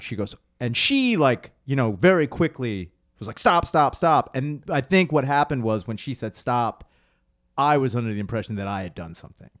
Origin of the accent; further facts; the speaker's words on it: Spring City, Pennsylvania, United States; moved away as an adult; now in Philadelphia, United States; I grew up in Spring City